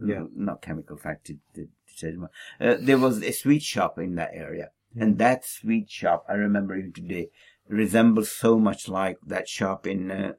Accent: Derby, East Midlands, United Kingdom; born or raised there

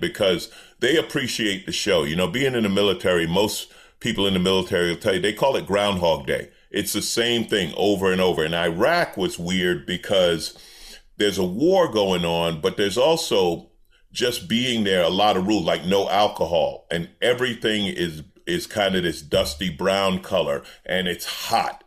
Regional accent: New York, United States; moved away; I grew up in New York

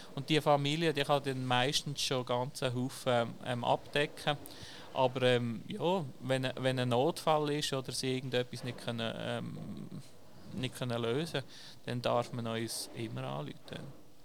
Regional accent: Dietisberg, Basel-Landschaft, Switzerland; ich bin auf dem Dietisberg aufgewachsen

